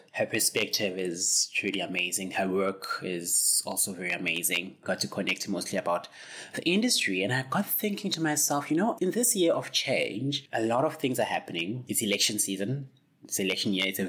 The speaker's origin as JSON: {"language": "English", "country": "South Africa", "tie": "born or raised there", "said": "as a South African person who's lived basically my whole life in South Africa"}